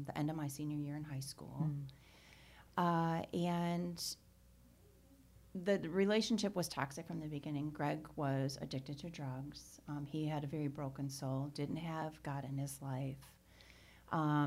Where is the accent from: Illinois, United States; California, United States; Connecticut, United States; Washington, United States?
Illinois, United States; Chicago; I was born and raised Irish Catholic in Chicago